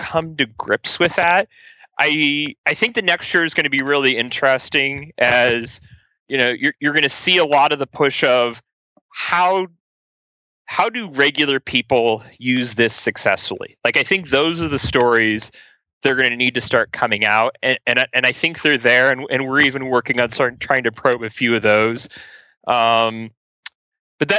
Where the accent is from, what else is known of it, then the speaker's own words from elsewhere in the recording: Ohio, United States; I'm from Ohio